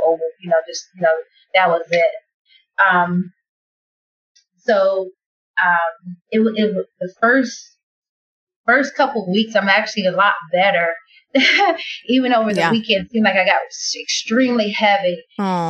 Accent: Muncie, Indiana, United States; I am from Indiana, Muncie, Indiana, to be exact.

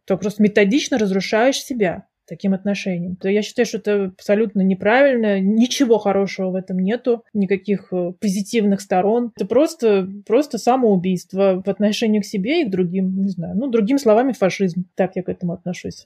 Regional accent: Russia; moved away as an adult; now in Switzerland; когда я вообще уехала из России жить в другие страны

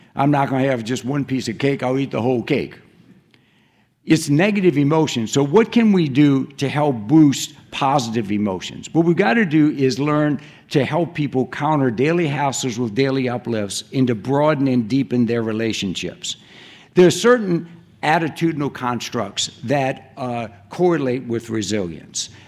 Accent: Cajun country, Louisiana, United States; moved away; I grew up in Cajun country

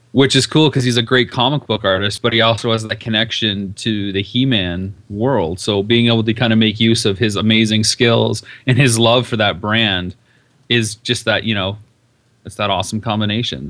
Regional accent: London, Ontario, Canada; now in Las Vegas, United States; I'm from London, Ontario

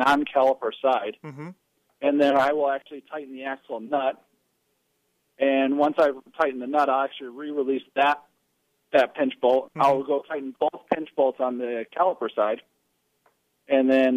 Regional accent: Midwest, United States; I'm from the Midwest

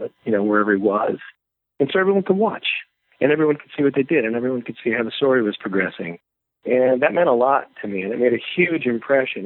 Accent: New Jersey, United States; now in Los Angeles, United States; as a kid growing up in New Jersey

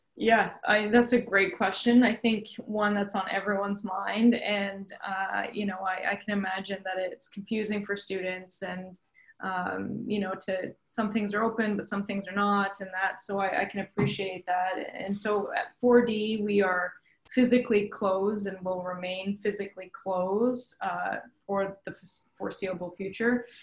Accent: Tyendinaga, Ontario, Canada; I was born and raised in Tyendinaga, Mohawk Territory, so just down the road from here.

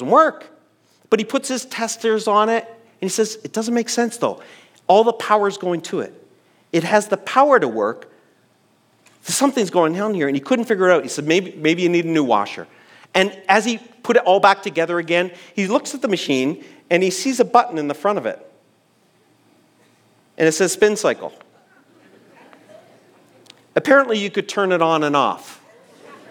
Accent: East Coast of Canada, Atlantic Canada, Canada; I grew up on the East Coast of Canada in a church that was really focused on the holiness

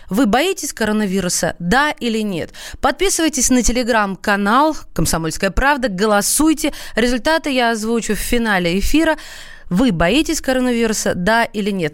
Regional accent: Moscow, Russia; Мы, москвичи

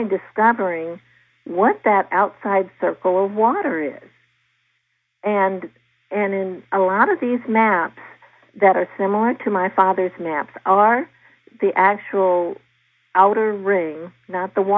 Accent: Virginia, United States; in Virginia, my home state

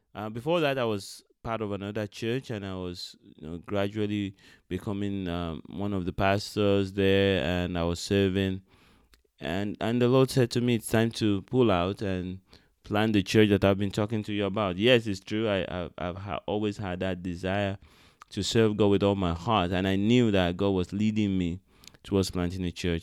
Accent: Benin City, Edo, Nigeria; I was born in Benin City, Nigeria

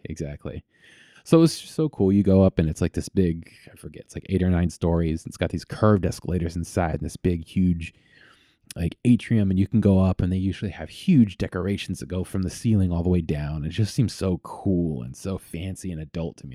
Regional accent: Vallejo, California, United States; I grew up in, in Vallejo, which is sort of Northeast Bay

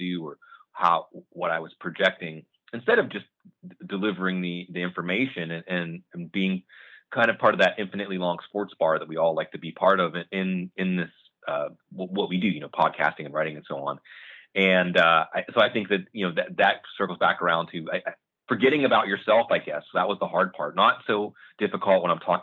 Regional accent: Western Pennsylvania, United States; I grew up in the Western Pennsylvania, coal mining country

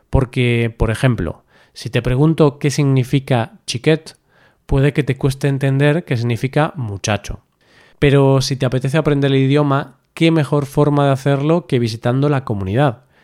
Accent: Galicia, Spain; yo soy gallego, vivo al norte de España y aunque todos somos españoles, ya sea por cultura o por forma de vida, creo que yo soy bastante diferente a alguien que vive, por ejemplo, en Sevilla, que está al sur de España

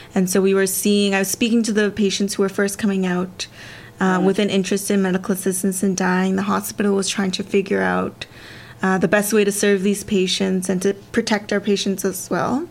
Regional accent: Canada; my parents uh, immigrated to Canada from Korea, right. and I was born in Canada

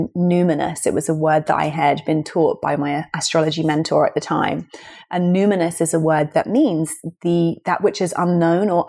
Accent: London, United Kingdom; here we are in London, and it's my hometown

